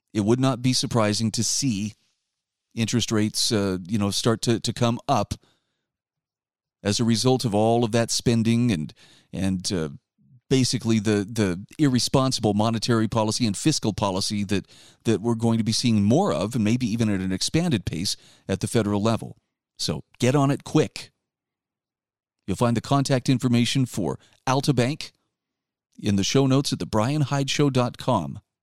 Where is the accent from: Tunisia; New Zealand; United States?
United States; Utah; my home state of Utah